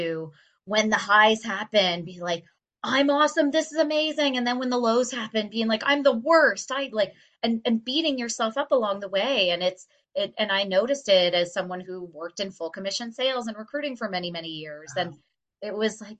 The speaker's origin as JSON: {"language": "English", "town": "Stoney Creek", "region": "Ontario", "country": "Canada", "tie": "born or raised there", "also_born_or_lived": "Winona, Ontario", "said": "I grew up in Stony Creek, Ontario, a very small town"}